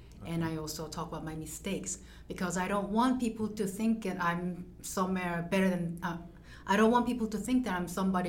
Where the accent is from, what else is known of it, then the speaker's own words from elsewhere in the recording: South Korea; first language Korean; English is a second language; now in United States; I'm writing a book in Korean because I'm from South Korea.